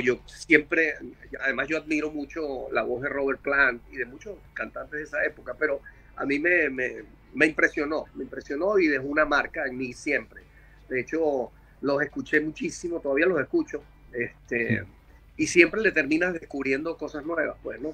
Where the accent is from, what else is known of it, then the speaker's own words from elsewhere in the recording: Caracas, Capital District, Venezuela; moved away; also born or lived in San Antonio de los Altos, Venezuela; nací en Caracas en el año 64.